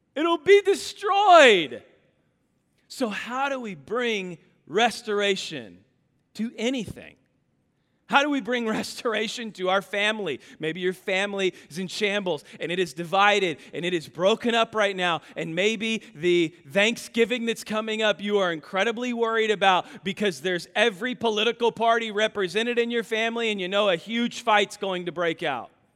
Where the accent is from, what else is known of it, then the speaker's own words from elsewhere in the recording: Kansas, United States; I'm from Kansas